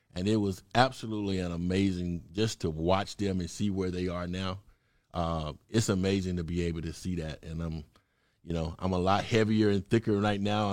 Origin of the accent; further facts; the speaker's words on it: Mississippi, United States; moved away as an adult; also born or lived in Chicago / Oregon / California; now in Atlanta, United States; I'm originally from Mississippi, little small country town, cornbread fed boy from Mississippi